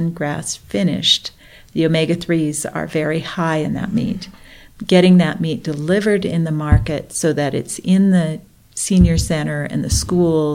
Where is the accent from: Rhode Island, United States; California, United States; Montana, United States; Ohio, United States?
Montana, United States; Blackfeet country; I'm Ojibwe. I grew up in Blackfeet country.